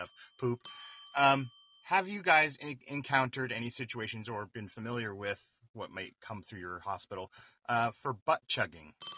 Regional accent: East Coast, United States; moved away; also born or lived in Midwest; I grew up in the East Coast

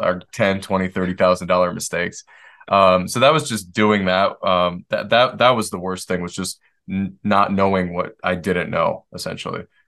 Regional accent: Detroit, Michigan, United States; moved away; I grew up in Detroit

